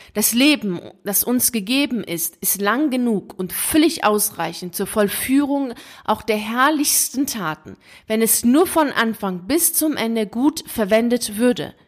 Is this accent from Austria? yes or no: no; Iran; moved away; also born or lived in Italy; komme ich ja aus dem Iran, also ich bin Iran auf die Welt gekommen